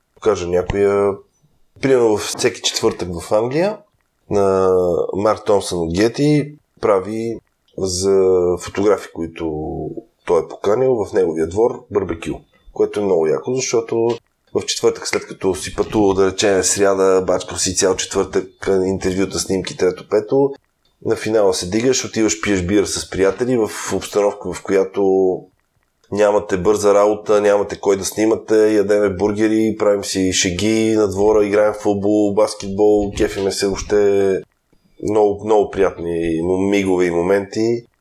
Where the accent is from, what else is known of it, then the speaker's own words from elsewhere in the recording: Bulgaria; съм българин